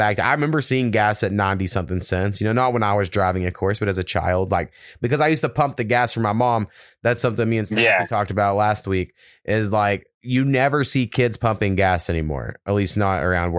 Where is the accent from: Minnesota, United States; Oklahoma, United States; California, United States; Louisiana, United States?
Oklahoma, United States; One of the only places, businesses in my hometown was a truck stop